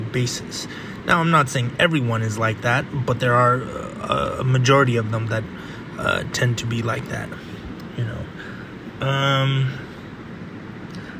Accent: California, United States; I grew up in California, the very end of the West of the United States

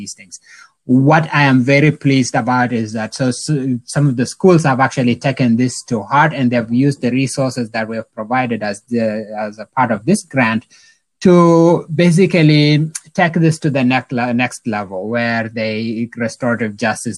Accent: South Sudan; moved away; I'm originally from South Sudan, so spent some time in the refugee camps and all that.

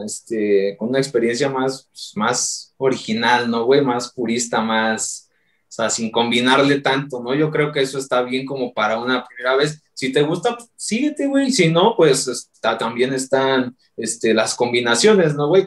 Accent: Mexico; los que somos de Ciudad de México, alrededores, güey, Hidalgo, Estado de México

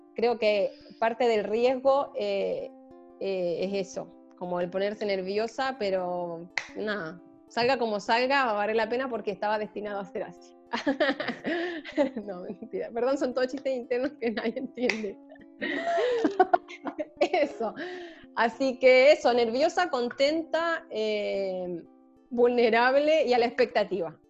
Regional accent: Chile; soy chilena

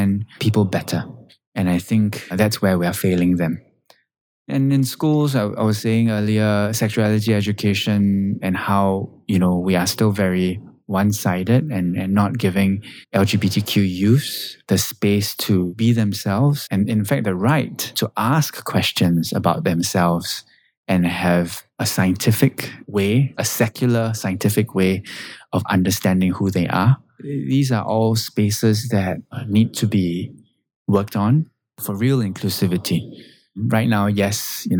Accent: Singapore; me being Singaporean and having lived and grown up on this island

